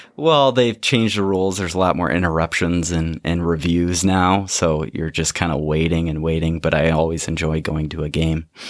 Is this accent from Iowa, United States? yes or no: yes; Dubuque, Iowa, United States; I grew up in Dubuque, Iowa